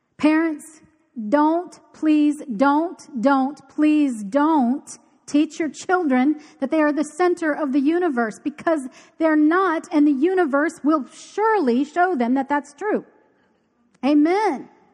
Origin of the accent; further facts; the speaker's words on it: Key Largo, Florida, United States; I grew up in Key Largo.